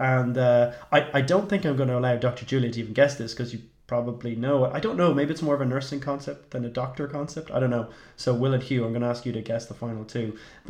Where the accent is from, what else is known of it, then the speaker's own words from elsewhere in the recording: Ireland; as an Irish person